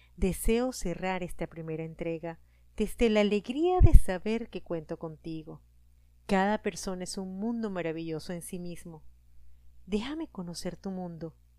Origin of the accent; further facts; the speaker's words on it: Venezuela; moved away as an adult; now in Costa Rica; Soy venezolana, tengo 48 años y vivo